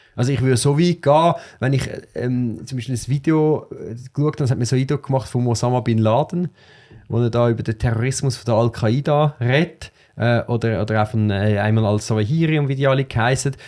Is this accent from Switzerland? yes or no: yes; Switzerland; ich bin in einer Agglomerationsgemeinde aufgewachsen, wo ähm, in der Schule äh, sehr viele Kinder mit Migrationshintergrund äh, sind